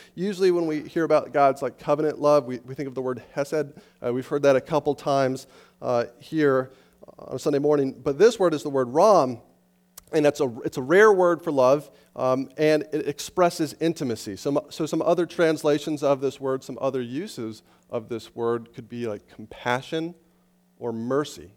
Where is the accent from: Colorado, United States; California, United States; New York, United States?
Colorado, United States; Estes Park; I grew up in Estes Park, Colorado, up in the mountains